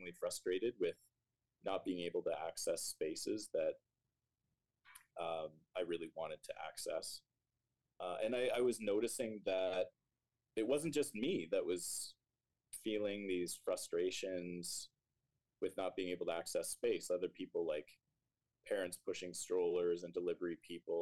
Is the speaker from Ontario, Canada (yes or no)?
yes; Stouffville, Ontario, Canada; also born or lived in Waterloo, Ontario; now in Toronto, Canada; I grew up in Stouffville, went to high school there.